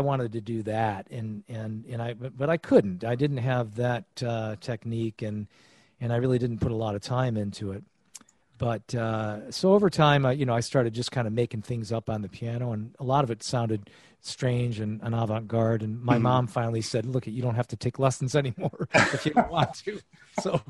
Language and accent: English; Geneva, New York, United States; in Geneva, New York, my hometown, which is where I'm staying right now